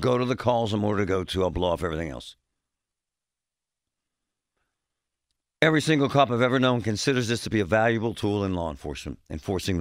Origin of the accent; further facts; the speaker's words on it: Pittsburgh, Pennsylvania, United States; I grew up in Shadyside